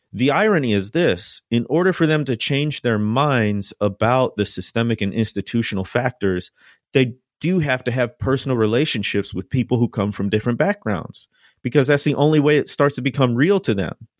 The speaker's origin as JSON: {"language": "English", "town": "Chicago", "region": "Illinois", "country": "United States", "tie": "born or raised there", "moved": "as an adult", "lives_now": "Mississippi, United States", "said": "I grew up in the Midwest, in the Chicagoland area"}